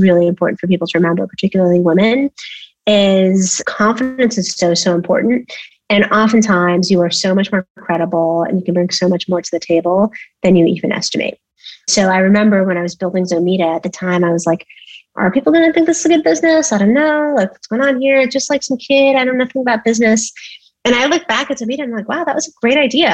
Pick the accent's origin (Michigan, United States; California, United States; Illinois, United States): California, United States; Bay Area; moved away as an adult; also born or lived in Cambridge; I grew up in the Bay Area